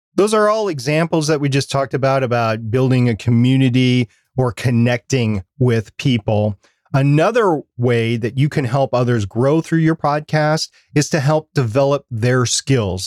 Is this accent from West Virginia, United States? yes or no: no; Minnesota, United States; I'm from Minnesota